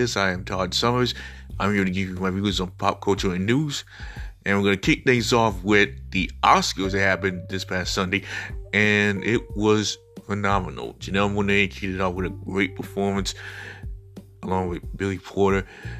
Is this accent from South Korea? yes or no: yes; South Korea; when you know I come from South Korea, I mean, I have Korean brothers and sisters.